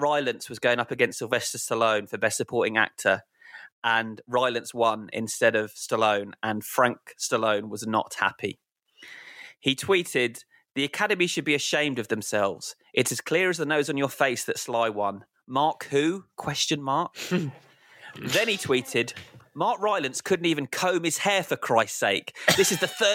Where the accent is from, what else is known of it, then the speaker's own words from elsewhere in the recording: United Kingdom; us being British